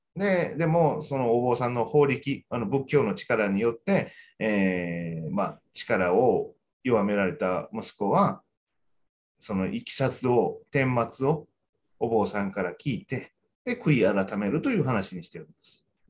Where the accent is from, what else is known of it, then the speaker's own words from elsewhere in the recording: Kyoto, Japan; 僕ら京都の人